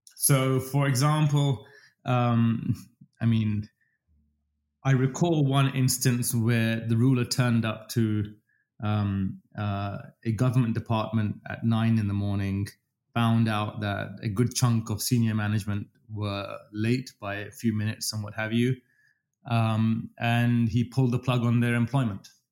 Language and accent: English; London, United Kingdom; accent: English; moved away as an adult; also born or lived in Dubai, United Arab Emirates; now in Toronto, Canada; I'm British. I speak English with an English accent, as I keep reminding everybody. Um, I've spent most of my life in London